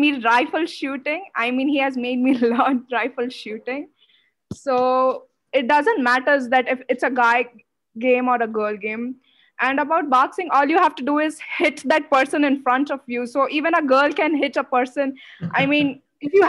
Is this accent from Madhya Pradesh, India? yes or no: no; Odisha, India; now in Bangalore, India; I live in Bangalore, but I was born and brought up in Odisha.